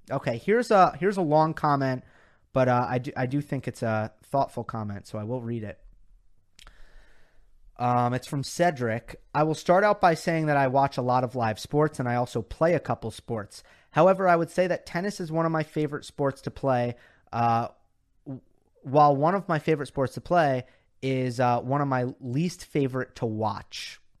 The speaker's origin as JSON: {"language": "English", "country": "India", "said": "Uh, I am from India. There you go, Indian fancy."}